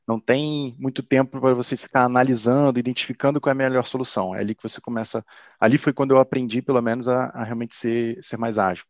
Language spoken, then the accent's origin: Portuguese; Teresópolis, Rio de Janeiro, Brazil; de Teresópolis, que é a cidade em que eu nasci, e região serrana do Rio